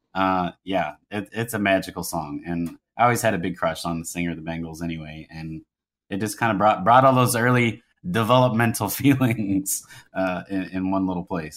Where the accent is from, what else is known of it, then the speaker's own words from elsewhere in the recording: Louisville, Kentucky, United States; moved away as an adult; also born or lived in Manhattan, New York / Cincinnati, Ohio; I grew up in Louisville, Kentucky